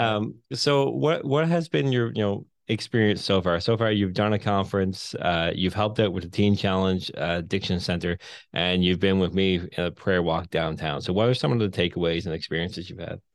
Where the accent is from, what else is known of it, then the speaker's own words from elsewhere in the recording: Newfoundland and Labrador, Canada; accent: thicker Newfoundland bay accent; moved away as an adult; now in St. John's, Canada; I'm from the Bay. I hated town growing up.